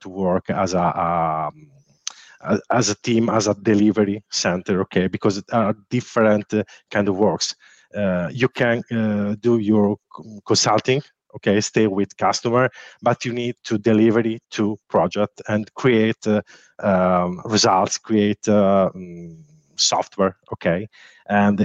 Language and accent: English; Sardinia, Italy; I'm from Italy. I live in Sardinia